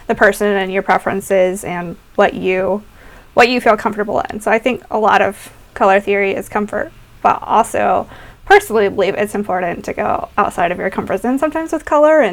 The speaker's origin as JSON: {"language": "English", "region": "the South", "country": "United States", "tie": "born or raised there", "said": "growing up in the South"}